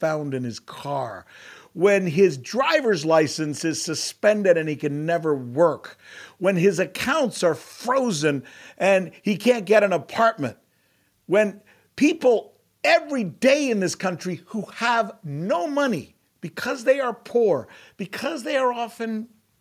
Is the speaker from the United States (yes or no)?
yes; United States; As an American, as a Latino living in America